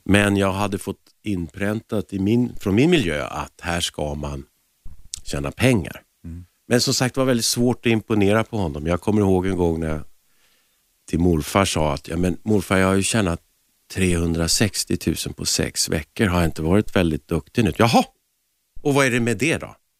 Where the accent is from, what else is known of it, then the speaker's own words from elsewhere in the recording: Stockholm, Stockholm County, Sweden; also born or lived in Lidingö / Härjedalen; jag föddes i Stockholm och sen så bodde vi på Frejgatan